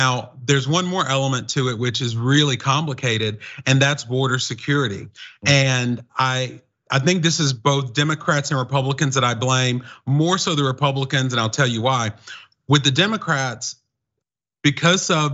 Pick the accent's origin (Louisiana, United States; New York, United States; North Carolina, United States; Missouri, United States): North Carolina, United States; I'm from North Carolina, but I have lived and studied in three continents